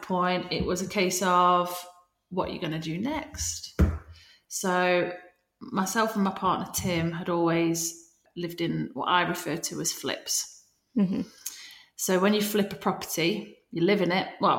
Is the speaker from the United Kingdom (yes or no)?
yes; Nottingham, East Midlands, United Kingdom; I'm from Nottingham.